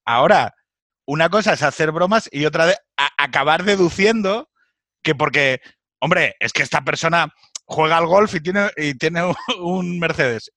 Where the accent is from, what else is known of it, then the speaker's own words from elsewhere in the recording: Asturias, Spain; moved away; yo vengo de Asturias